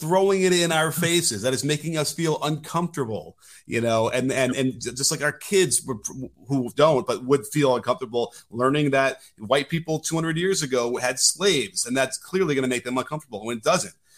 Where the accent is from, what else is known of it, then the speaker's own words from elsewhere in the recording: Chicago, Illinois, United States; growing up in Chicago, we were, you know, weaned on, up in Sinclair, the jungle